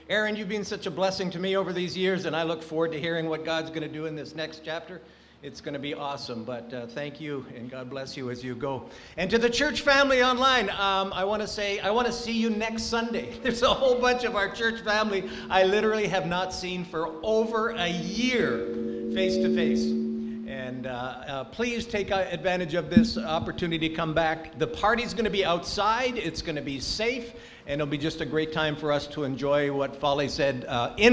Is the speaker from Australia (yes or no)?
no; Angola; born there; I was born in Angola.